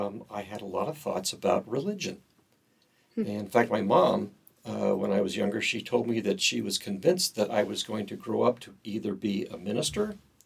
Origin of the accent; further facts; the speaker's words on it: Southern California, United States; I grew up in Southern California. Early years, my parents, they attended the Episcopal Church, one of the Episcopal churches in the area.